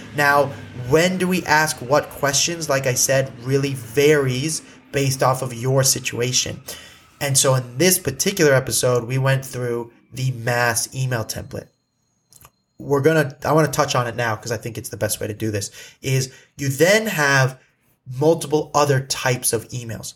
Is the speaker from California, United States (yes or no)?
yes; Malibu, California, United States; I grew up in Malibu